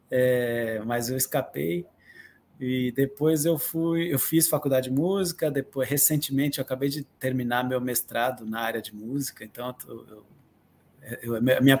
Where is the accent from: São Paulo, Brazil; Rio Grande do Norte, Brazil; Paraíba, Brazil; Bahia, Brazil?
São Paulo, Brazil; Atibaia; also born or lived in Guarujá; Porque eu nasci no Guarujá, e, mas logo cedo, assim, um ano, um ano e pouquinho, eu vim para Atibaia, que é onde eu moro hoje.